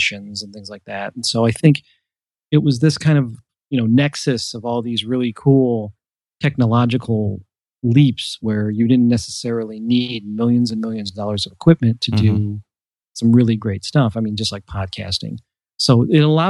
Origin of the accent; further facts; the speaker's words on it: Cleveland, Ohio, United States; I am an artist from Cleveland, Ohio